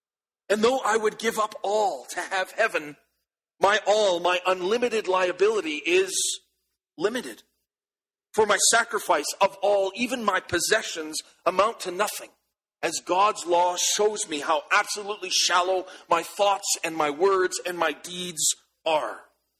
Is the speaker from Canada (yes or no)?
yes; Canada; As Canadian soldiers, we are reminded that every time we put on our uniform, we have an unlimited liability to give up all